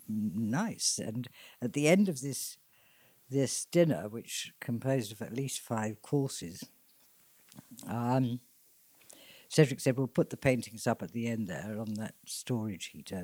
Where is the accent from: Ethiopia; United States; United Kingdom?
United Kingdom; Hadleigh, East of England; Hadley, where I grew up in Suffolk